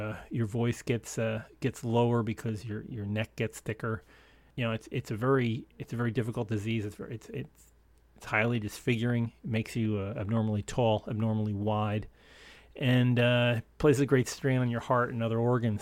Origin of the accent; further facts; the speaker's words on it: upstate New York, United States; the local A M station in my, my hometown in upstate New York